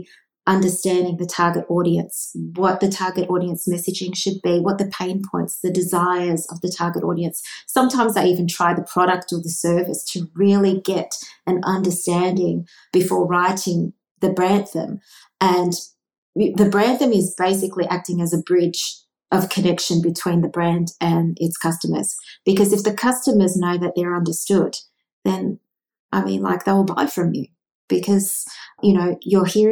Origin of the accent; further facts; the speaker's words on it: Australia; I grew up with jingles in Australia